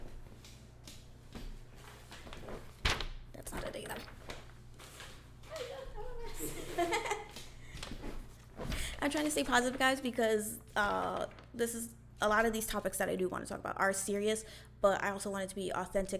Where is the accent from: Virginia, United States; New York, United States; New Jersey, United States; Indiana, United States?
New York, United States; Marlboro; I grew up in Marlboro, New York, which was a predominantly white school